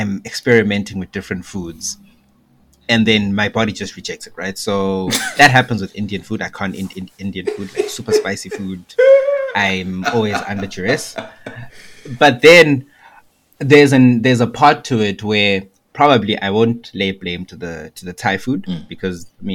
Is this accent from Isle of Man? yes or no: no; Zimbabwe; moved away; growing up in Zimbabwe.